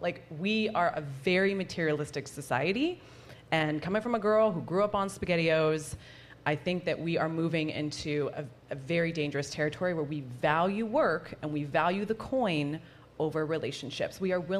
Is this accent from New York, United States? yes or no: no; Arizona, United States; now in San Diego, United States; I'm actually going to be moving soon back to Arizona, which is which is my hometown.